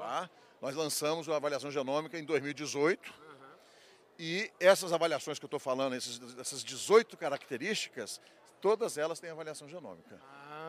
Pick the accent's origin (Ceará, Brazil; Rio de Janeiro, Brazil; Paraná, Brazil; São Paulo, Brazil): Rio de Janeiro, Brazil; Barra Mansa; lá no interior de, do estado do Rio, onde eu nasci, que é em Barra Mansa